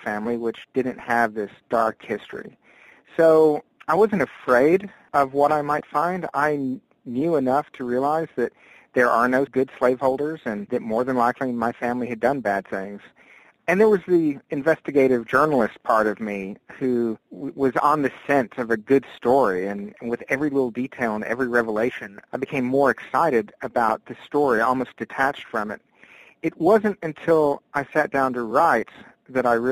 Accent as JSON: {"language": "English", "region": "Texas", "country": "United States", "also_born_or_lived": "Africa", "moved": "yes", "said": "I'm a fifth-generation Texan"}